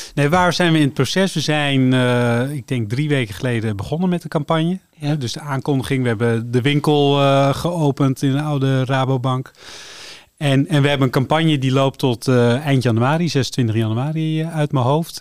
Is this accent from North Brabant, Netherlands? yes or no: no; Amsterdam, North Holland, Netherlands; moved away as an adult; now in Laren, Netherlands; ik kom uit Amsterdam